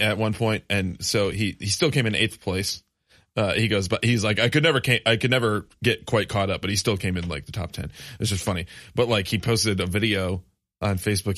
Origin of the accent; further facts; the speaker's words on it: West Michigan, United States; growing up in West Michigan